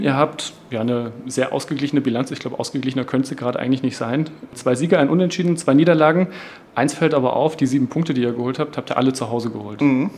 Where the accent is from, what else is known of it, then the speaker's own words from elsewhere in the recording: Halle, Saxony-Anhalt, Germany; ich komme auch aus Halle